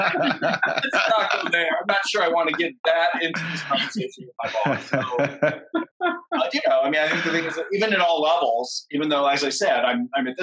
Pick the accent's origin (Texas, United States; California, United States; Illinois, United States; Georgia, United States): California, United States; San Francisco Bay Area; I grew up in the San Francisco Bay Area